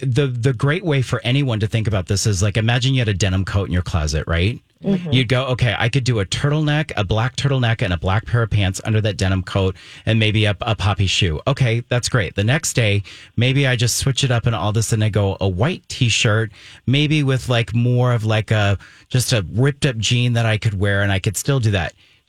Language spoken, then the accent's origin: English; Germany; And, you know, I was raised in Germany, so I've been like all over Europe.